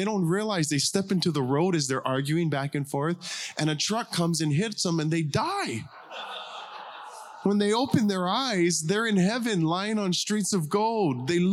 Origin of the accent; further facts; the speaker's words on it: Big Island of Hawaii, United States; We're from Hawaii, pastor church called Arise Church on the Big Island of Hawaii. We're just country folk.